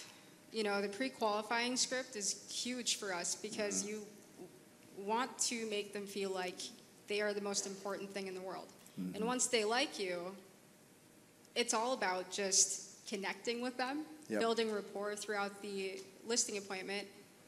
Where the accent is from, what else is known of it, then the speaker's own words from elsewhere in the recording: Minneapolis, Minnesota, United States; So I'm from Minneapolis.